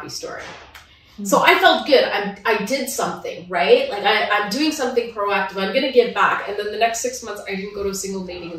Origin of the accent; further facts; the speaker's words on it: Ottawa, Ontario, Canada; also born or lived in Manitoba; now in Toronto, Canada; I was born in Ottawa and part of Ontario, and I'm back in Ontario now.